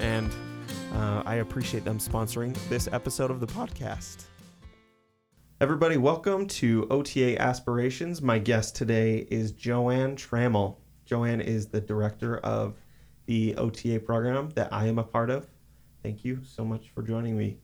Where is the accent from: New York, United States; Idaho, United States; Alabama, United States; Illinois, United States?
Idaho, United States; Sugar City; Ollie's is a small diner in Sugar City, Idaho, my hometown